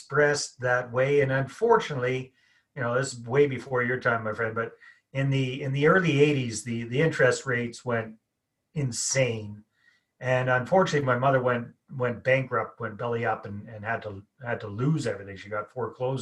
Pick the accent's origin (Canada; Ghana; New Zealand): Canada; accent: Canadian; I'm Canadian, got the accent going here. Born and raised up in a hick town in the middle of nowhere.